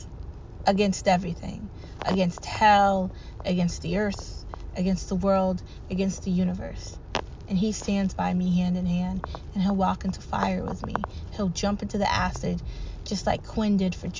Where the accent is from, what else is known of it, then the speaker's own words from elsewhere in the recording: United States; I'm American first. Because I was born here, raised here.